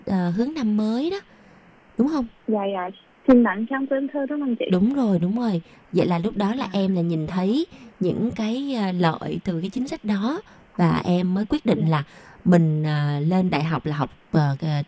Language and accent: Vietnamese; Taiwan